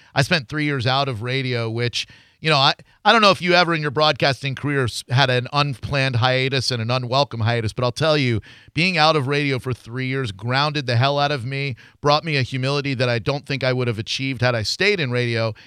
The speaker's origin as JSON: {"language": "English", "town": "Orlando", "region": "Florida", "country": "United States", "said": "I'm from Orlando"}